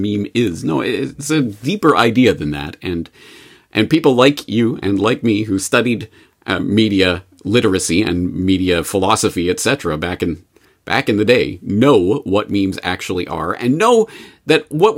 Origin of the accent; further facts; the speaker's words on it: Canada; Well, unfortunately, as a Canadian, I get to see this passing through the news wires.